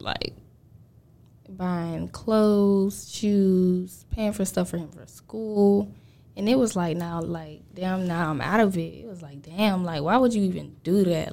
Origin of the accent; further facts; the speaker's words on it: Gainesville, Georgia, United States; I'm from Gainesville, Georgia